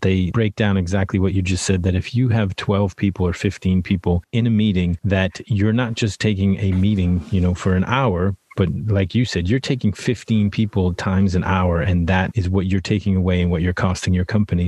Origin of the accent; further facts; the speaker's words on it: Worcester, Massachusetts, United States; I grew up right outside of Worcester, Massachusetts